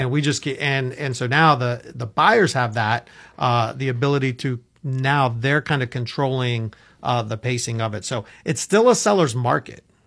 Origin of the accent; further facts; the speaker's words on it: Orlando, Florida, United States; I grew up in Orlando